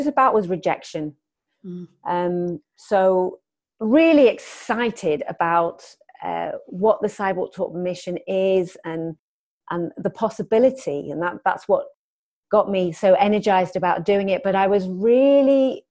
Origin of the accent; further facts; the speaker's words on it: London, United Kingdom; also born or lived in Newcastle; now in Durham, United Kingdom; I grew up in London, so I've lived in several different cities in the UK.